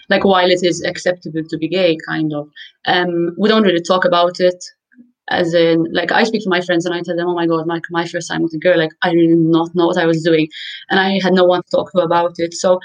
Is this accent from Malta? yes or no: yes; Malta; also born or lived in Scotland; I'm from Malta, in case anyone doesn't know where that is. It's in Europe, it's right below Sicily, and we're a tiny island. I'm 27, I've lived here my whole life